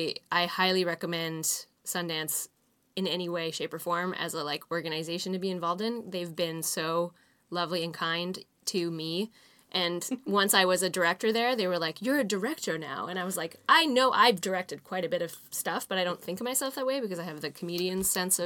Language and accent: English; Fernie, British Columbia, Canada; born or raised there